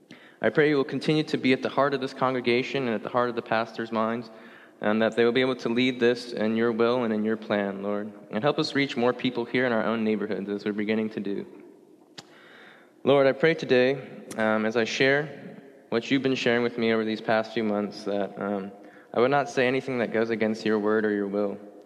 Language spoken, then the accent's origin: English; Indonesia; also born or lived in Singapore; So I was born in Singapore until I was about 7 or 8. Then I moved to the country of Indonesia.